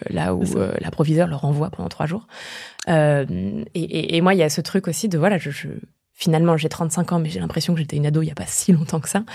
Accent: eastern France, France; moved away as an adult; je viens de ma petite contrée de l'Est que j'avais jamais quittée avant.

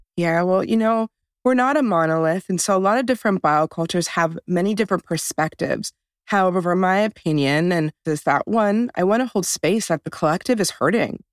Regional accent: Wisconsin, United States; I come from the Menominee and Oneida nations. of Wisconsin

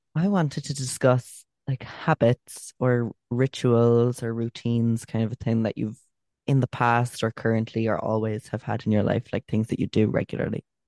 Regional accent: Cork, Munster, Ireland; we're from Cork.

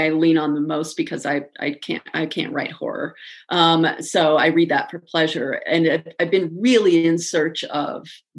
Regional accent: Midwest, United States; I'm from the Midwest, and I say I'm sorry constantly

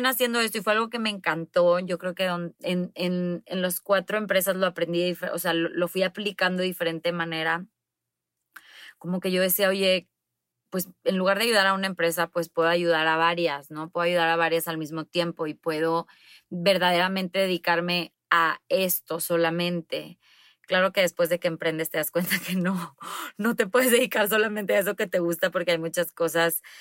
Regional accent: Monterrey, Nuevo León, Mexico; soy de Monterrey, tengo 35 años

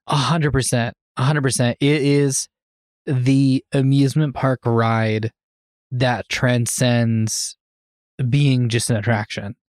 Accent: where Birdemic takes place, California, United States; moved away; my hometown is where Birdemic takes place

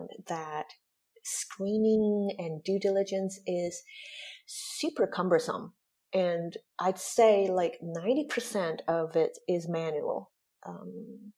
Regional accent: Michigan, United States; moved away as an adult; also born or lived in Taiwan / Chicago / Hong Kong; now in Zurich, Switzerland; I grew up in Michigan

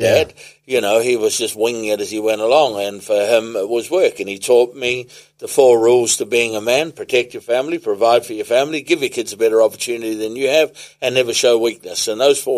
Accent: Whenuapai, Auckland, New Zealand; I grew up in Whenuapai Village.

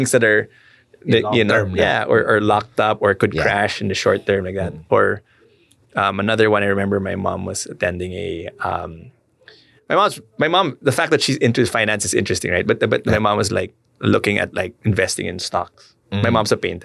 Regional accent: Philippines; as a Filipino

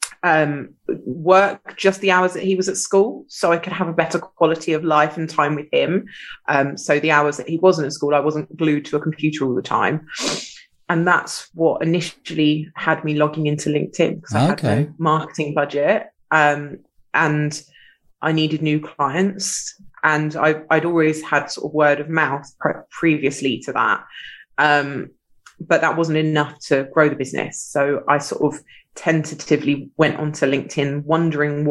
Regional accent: Sussex, South East England, United Kingdom; I grew up in Sussex

